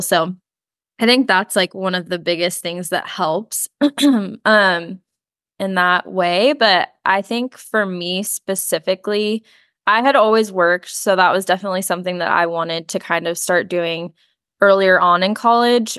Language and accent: English; San Diego, California, United States; also born or lived in Chesapeake, Virginia / Annandale, Virginia; we moved to San Diego when I was in elementary school, and we kind of just settled there